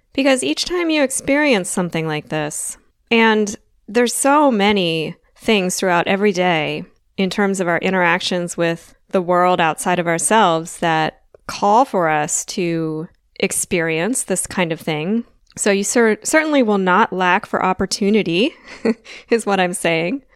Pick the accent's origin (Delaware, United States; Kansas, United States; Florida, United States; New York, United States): Delaware, United States; now in Southern United States; I grew up in the north of the United States, the northeast. Well, I'm from Delaware